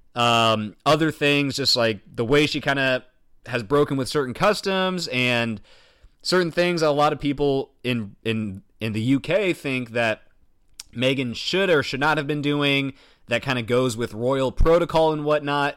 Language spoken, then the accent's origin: English; United States; as an American